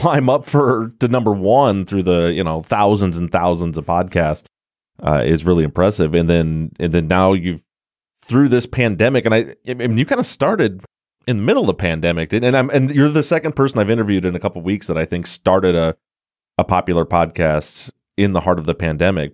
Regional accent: Michigan, United States; I'm born and raised in Michigan, still in Michigan, but other side of the state from Detroit

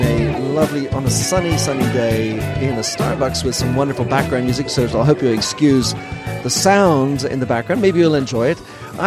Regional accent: Belgium; born there; And I was born in Belgium, which I was also.

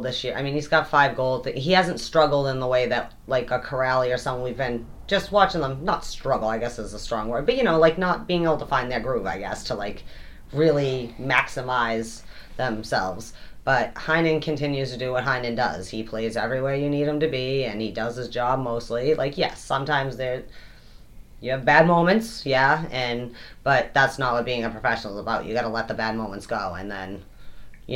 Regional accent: United States; I'm an American

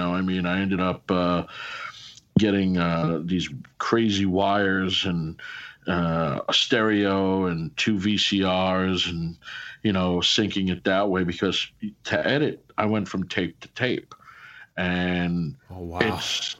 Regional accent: Glendale, New York, United States; I came from Glendale, New York

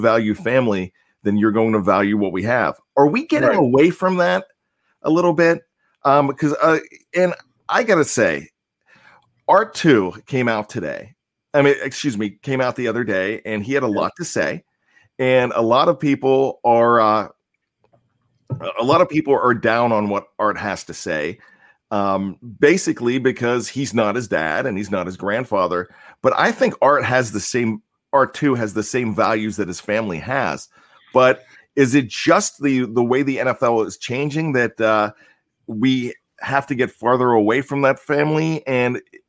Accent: Cape Cod, Massachusetts, United States; I'm from the Cape Cod, Massachusetts area.

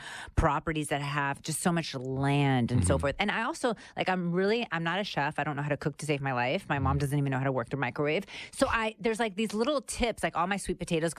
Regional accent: United States; I was born here in the United States, but they migrated during the Castro regime

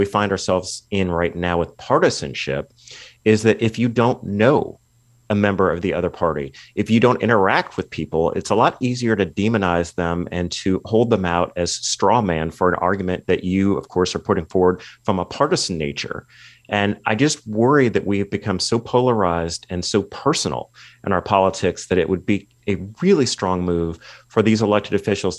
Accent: California, United States; my home state of California

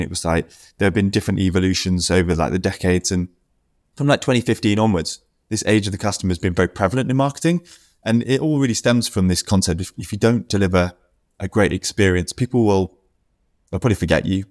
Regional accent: United Kingdom; me being a Brit

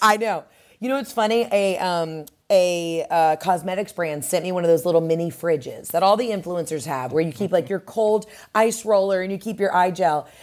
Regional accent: Atlanta, Georgia, United States; in Atlanta at the Fox Theater, which is my hometown spot

